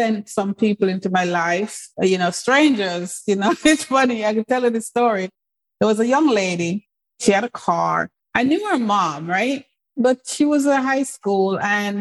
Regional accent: England, United Kingdom; moved away as an adult; also born or lived in Jamaica / Canada / United States; So most of my family is in England, where I grew up.

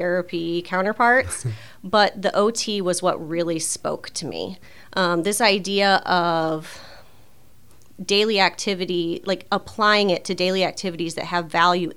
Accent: Fort Wayne, Indiana, United States; also born or lived in Illinois; I grew up here in Fort Wayne

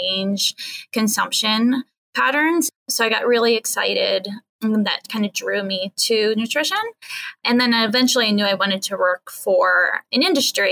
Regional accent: South Central Pennsylvania, United States; moved away as an adult; now in Washington, D.C., United States; grew up in South Central Pennsylvania, in Apple Country, actually, and was an ag kid

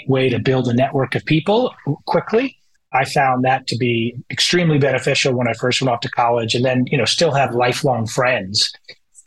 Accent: Bethesda, Maryland, United States; moved away as an adult; also born or lived in Ann Arbor, Michigan / New Hampshire / Massachusetts / Atlanta, Georgia; now in Indianapolis, United States; I was born in Ann Arbor, Michigan, and grew up most of my life in Maryland, in the Kensington, Bethesda area

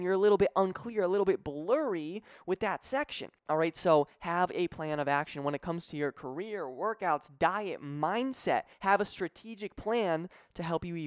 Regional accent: Connecticut, United States; moved away as an adult; also born or lived in Springfield, Massachusetts; now in Florida, United States; I'm from Connecticut, but I was living in Springfield at the time

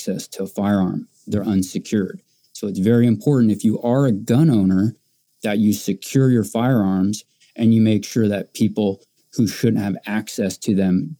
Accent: California, United States; now in Oklahoma, United States; I'm from California originally

